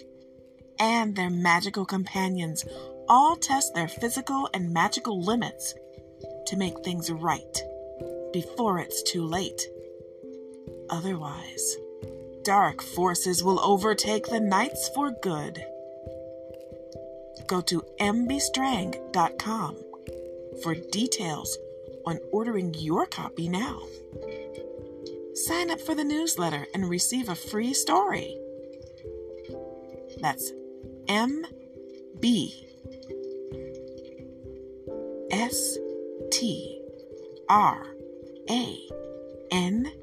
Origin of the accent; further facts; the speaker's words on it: Detroit, Michigan, United States; when I was growing up, and I grew up in Detroit, we had a house